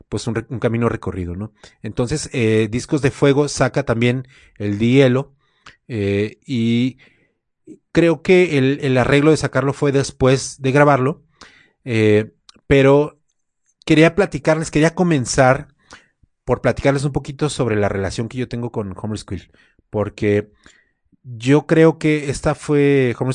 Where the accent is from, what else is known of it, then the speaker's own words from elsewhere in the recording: Guadalajara, Jalisco, Mexico; now in Mexico City, Mexico; Me vine de, de Guadalajara a la Ciudad de México, me traje mi equipo